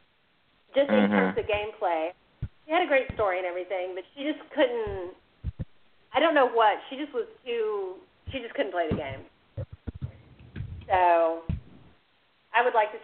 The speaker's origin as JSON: {"language": "English", "area": "near Villa Rica", "region": "West Georgia", "country": "United States", "tie": "born or raised there", "said": "near the town where I grew up. Because I grew up, I told you that I'm from the South too"}